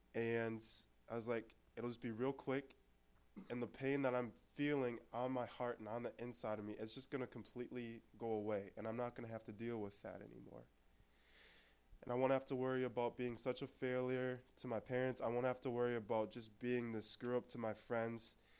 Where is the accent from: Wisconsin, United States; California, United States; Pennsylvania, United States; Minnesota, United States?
Minnesota, United States; Anoka; born or raised there; also born or lived in Texas